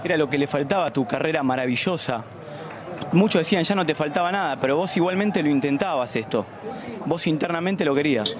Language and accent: Spanish; Argentina; a mi país campeón del mundo